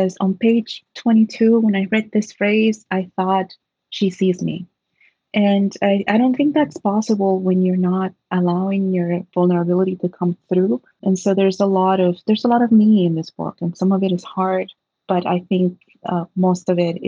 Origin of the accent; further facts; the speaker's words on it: Trenton, New Jersey, United States; I'm from Trenton, New Jersey, a city that, like many cities in the U.S., has been forgotten by the states